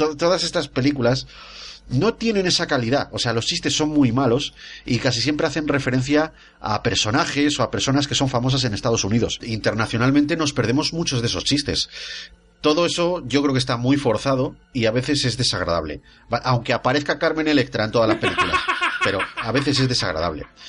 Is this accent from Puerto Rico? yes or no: no; Spain; soy español